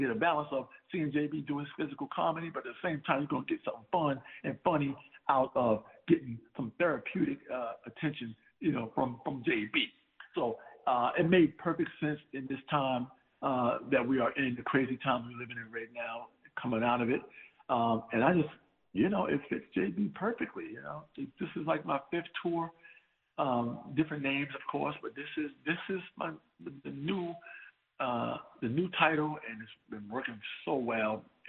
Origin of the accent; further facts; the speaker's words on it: Plymouth, North Carolina, United States; now in Mount Vernon, United States; You know, a lot of folks from Plymouth actually left there and moved to Mount Vernon, New York.